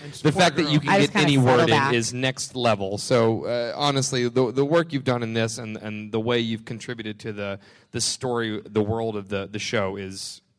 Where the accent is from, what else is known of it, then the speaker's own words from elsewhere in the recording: the South, United States; I'm from the South